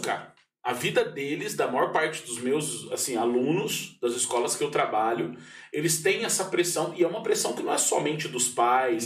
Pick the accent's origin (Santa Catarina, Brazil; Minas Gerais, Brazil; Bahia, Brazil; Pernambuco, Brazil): Minas Gerais, Brazil; Pouso Alegre; eu cresci num bairro em Pouso Alegre que eu tive a oportunidade de ser criança